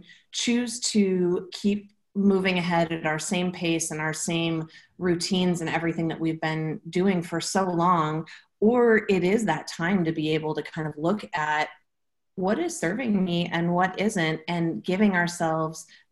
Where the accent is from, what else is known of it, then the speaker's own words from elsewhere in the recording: Portland, Oregon, United States; I'm from Portland, Oregon.